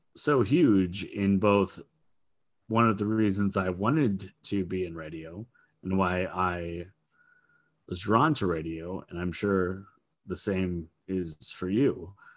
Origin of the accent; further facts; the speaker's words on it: Minneapolis, Minnesota, United States; I grew up in the Twin Cities here in Minnesota, in Minneapolis, Saint Paul